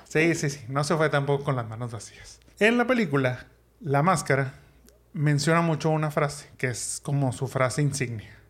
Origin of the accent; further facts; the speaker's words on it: Monterrey, Nuevo León, Mexico; los que somos de Monterrey o hemos vivido en Monterrey en Nuevo León